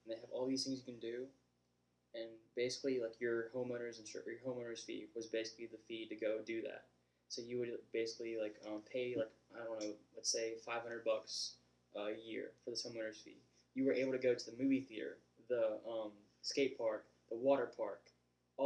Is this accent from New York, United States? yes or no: no; Zachary, Louisiana, United States; I'm from Zachary, and everyone from Zachary is just, like it's just, like, white